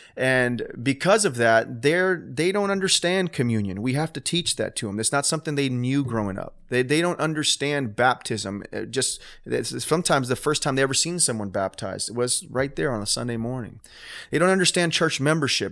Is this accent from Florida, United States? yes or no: yes; Homestead, Florida, United States; my hometown